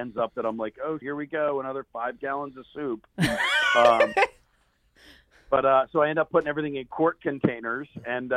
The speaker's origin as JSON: {"language": "English", "area": "Philadelphia suburbs", "region": "Pennsylvania", "country": "United States", "tie": "born or raised there", "said": "I'm a Philly guy. I grew up in the suburbs."}